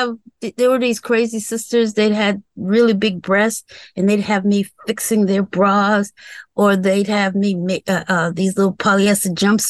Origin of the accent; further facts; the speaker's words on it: Madison, Virginia, United States; Madison, Virginia.